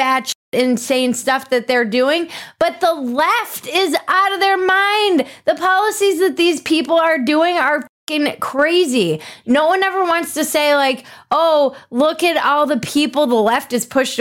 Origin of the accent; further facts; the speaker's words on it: California, United States; moved away as an adult; now in Texas, United States; I am a Californian in Texas